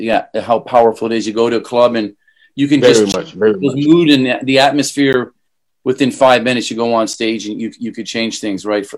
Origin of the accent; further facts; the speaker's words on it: Canada; moved away as an adult; also born or lived in Hong Kong; I grew up in Canada. I never worked outside of Canada. And then, moved to Hong Kong, my first trip in 98